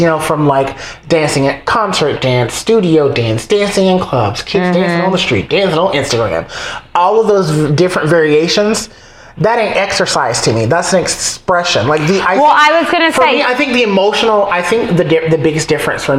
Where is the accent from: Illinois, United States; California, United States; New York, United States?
New York, United States; as a New Yorker